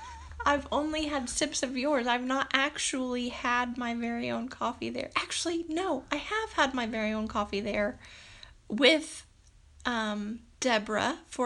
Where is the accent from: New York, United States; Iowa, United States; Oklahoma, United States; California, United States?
Oklahoma, United States; Ponca City; moved away as an adult; also born or lived in Stillwater, Oklahoma; now in Bartlesville, United States; I'm from Ponca City, Oklahoma, and I did some time at Northern Oklahoma College traveling back and forth. I lived at home with my parents to go to junior college